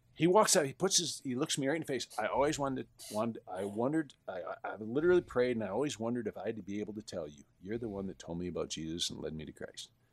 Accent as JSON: {"language": "English", "region": "Western Michigan", "country": "United States", "said": "I'm from Western Michigan, where I had friends that had these huge orchards"}